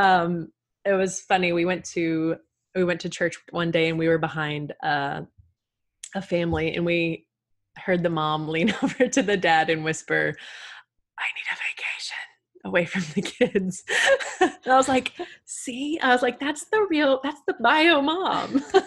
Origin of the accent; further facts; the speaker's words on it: Texas, United States; I am from the good old state of Texas